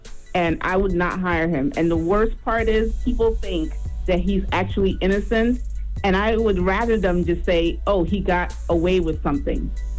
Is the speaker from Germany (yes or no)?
no; Nigeria; If that makes sense, I'm Nigerian, by the way, and there's no way these Nigerian boys coming out at 40 below zero to do what they did.